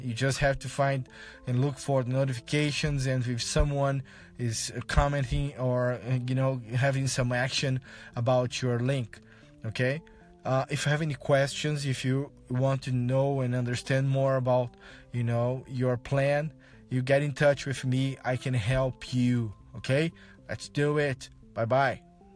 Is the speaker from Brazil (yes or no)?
yes; Brazil; first language Portuguese; English is a second language; I'm from Brazil, I speak Portuguese as my, my modern language